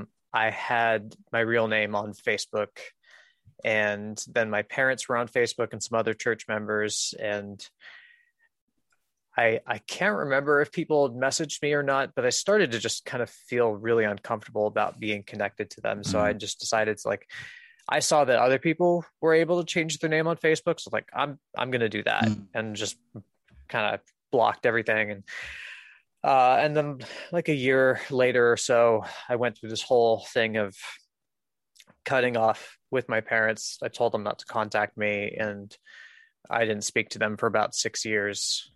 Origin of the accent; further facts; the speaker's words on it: Rhinebeck, New York, United States; born there; So I was born in Rhinebeck, New York, in 1989.